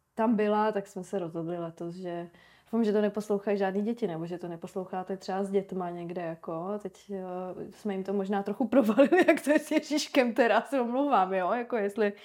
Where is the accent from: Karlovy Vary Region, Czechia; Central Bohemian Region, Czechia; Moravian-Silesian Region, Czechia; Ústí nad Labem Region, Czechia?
Moravian-Silesian Region, Czechia; Ostrava; now in Prague, Czech Republic; já jsem hlavně, že z Moravy